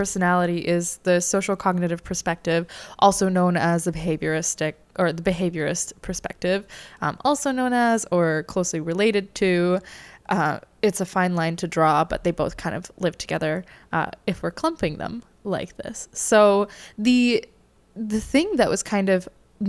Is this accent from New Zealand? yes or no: no; Canada